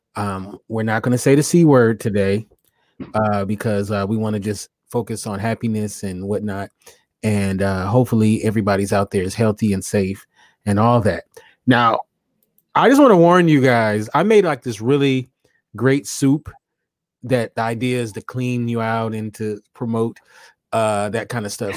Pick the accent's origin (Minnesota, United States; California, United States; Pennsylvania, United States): California, United States; Los Angeles; I ain't from the Lou. No, I'm from Los Angeles.